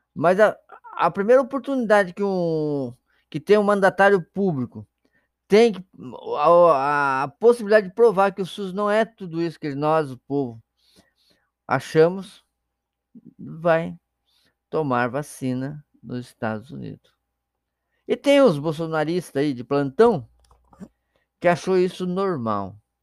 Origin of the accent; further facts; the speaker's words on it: Brazil; nós brasileiros